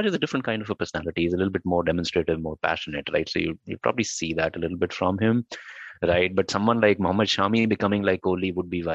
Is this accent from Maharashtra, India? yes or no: no; Delhi, India; moved away as an adult; I have been born and brought up in Delhi, lived 30 years of my life there